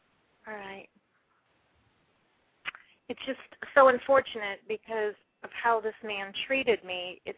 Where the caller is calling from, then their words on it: California, United States; I'm calling from California.